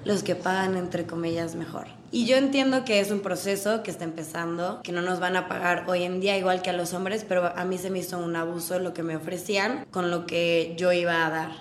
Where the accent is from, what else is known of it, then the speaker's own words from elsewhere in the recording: Puebla, Mexico; also born or lived in United States; Soy muy mexicana. Entonces no existía, soy de Puebla